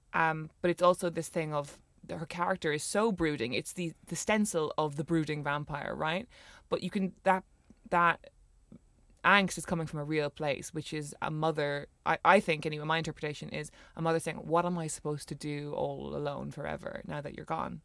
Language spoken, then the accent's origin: English; Cork, Munster, Ireland; we're both from Cork City